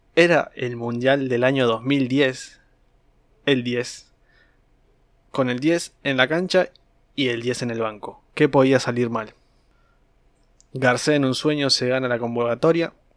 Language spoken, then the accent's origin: Spanish; Argentina; este país tan futbolero